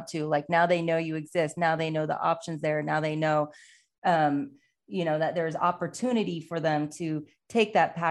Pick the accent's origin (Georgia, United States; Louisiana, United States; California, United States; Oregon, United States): Oregon, United States; now in Arizona, United States; I'm from Oregon, so we're surrounded by mountains